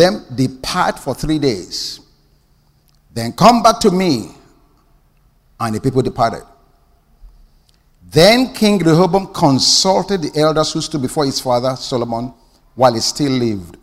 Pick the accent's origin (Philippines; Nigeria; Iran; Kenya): Nigeria; moved away; I grew up in Nigeria